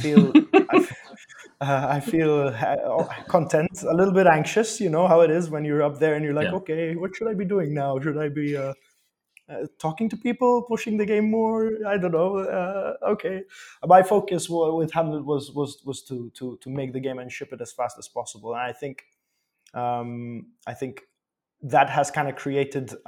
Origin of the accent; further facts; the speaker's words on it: Malta; moved away as an adult; also born or lived in Poland; I'm from Malta. I was born and raised here.